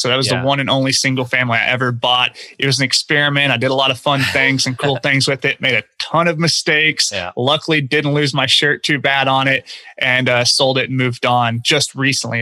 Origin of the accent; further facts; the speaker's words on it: Oklahoma, United States; moved away as an adult; now in Houston, United States; my home market of Oklahoma. I now live in Houston, Texas, where I came down after college to work and live